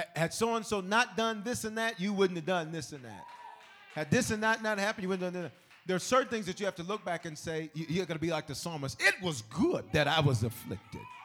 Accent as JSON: {"language": "English", "region": "the South", "country": "United States", "said": "I'm from the South"}